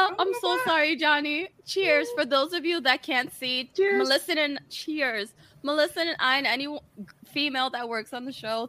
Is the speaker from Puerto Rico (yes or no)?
yes; Puerto Rico; now in New York City, United States; I am a Latina from Puerto Rico